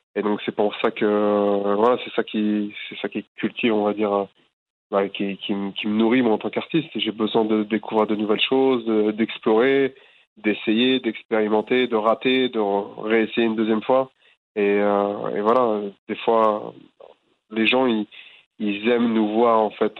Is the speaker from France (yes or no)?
yes; Boulogne-Billancourt, Île-de-France, France; c'est là où j'ai grandi